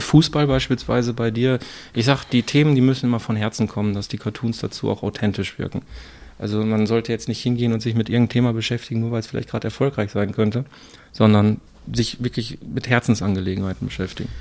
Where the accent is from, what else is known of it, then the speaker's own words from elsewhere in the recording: Herten, North Rhine-Westphalia, Germany; Ja, ich komme ja aus Herten